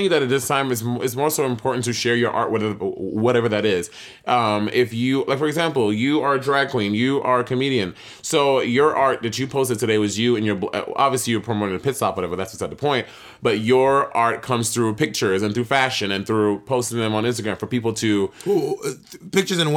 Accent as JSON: {"language": "English", "town": "Atlanta", "region": "Georgia", "country": "United States", "said": "bear in mind, I'm from Atlanta"}